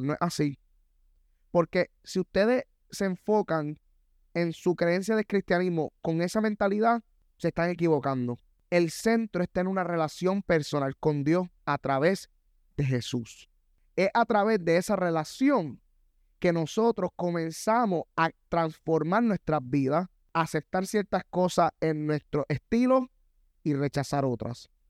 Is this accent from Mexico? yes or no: no; Puerto Rico; Soy latino, yo soy puertorriqueño